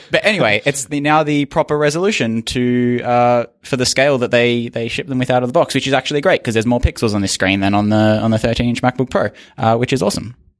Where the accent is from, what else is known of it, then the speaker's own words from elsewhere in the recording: Australia; as an Australian